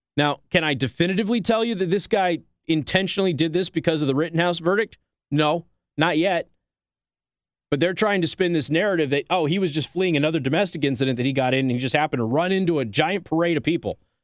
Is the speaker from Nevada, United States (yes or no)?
yes; Nevada, United States; my home state of Nevada